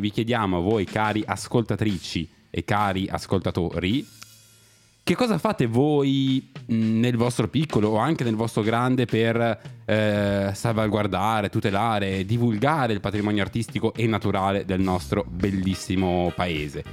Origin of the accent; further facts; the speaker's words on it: Milan, Lombardy, Italy; noi che siamo di Milano